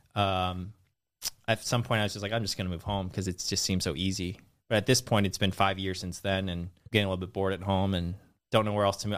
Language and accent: English; Redwood City, California, United States; also born or lived in San Francisco / Los Angeles; I was born in the Bay Area, Redwood City